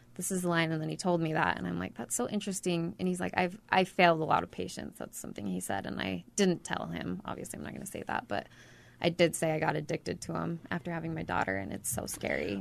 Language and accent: English; Ogden, Utah, United States; now in Mountain Green, United States; I grew up in Ogden